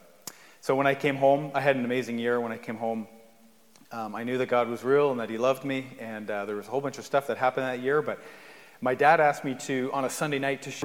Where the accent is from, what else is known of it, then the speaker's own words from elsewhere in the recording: Rideau Ferry, Ontario, Canada; also born or lived in Guelph; I grew up in Rideau Ferry